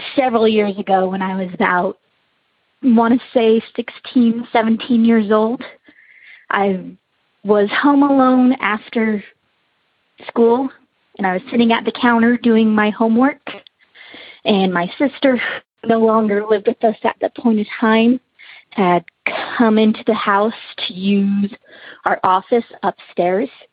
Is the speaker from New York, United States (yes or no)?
no; Utah, United States; I'm from Utah.